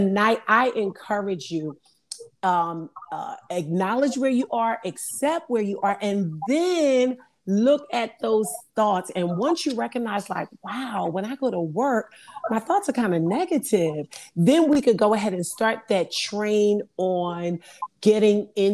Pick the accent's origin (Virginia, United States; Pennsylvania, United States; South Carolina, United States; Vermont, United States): Pennsylvania, United States; Philadelphia; moved away as an adult; also born or lived in Delaware; now in Louisiana, United States; I'm originally from Philadelphia